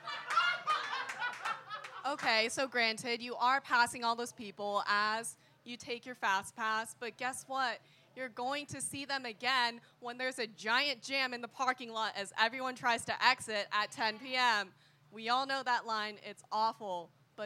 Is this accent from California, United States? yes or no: yes; Southern California, United States; I'm from SoCal.